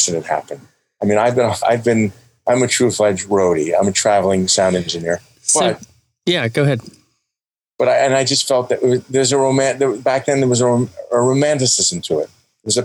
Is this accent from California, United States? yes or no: no; New Jersey, United States; I said that I was from New Jersey